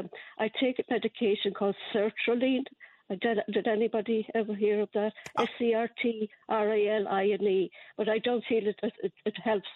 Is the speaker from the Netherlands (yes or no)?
no; Ireland; moved away; I've had it since I was a kid growing up in Ireland.